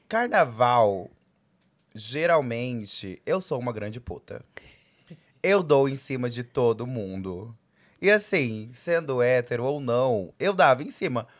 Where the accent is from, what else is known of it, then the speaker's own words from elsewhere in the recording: Cuiabá, Mato Grosso, Brazil; eu sou de Cuiabá